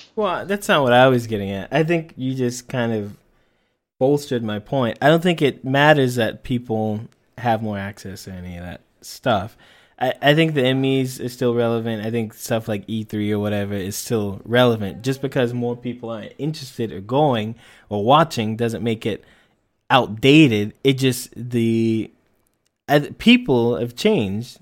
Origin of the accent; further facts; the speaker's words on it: United States; being an American